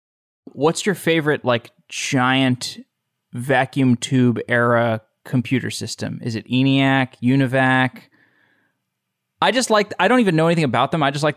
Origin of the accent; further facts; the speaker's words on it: Austin, Texas, United States; I'm from Austin.